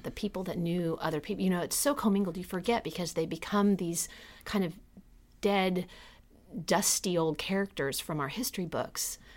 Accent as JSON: {"language": "English", "region": "California", "country": "United States", "also_born_or_lived": "Charleston", "moved": "yes", "said": "I'm originally from California"}